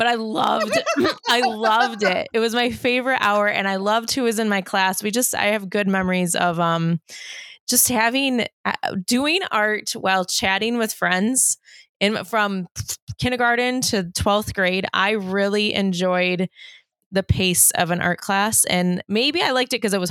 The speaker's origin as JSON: {"language": "English", "region": "Michigan", "country": "United States", "tie": "born or raised there", "said": "I'm from Michigan"}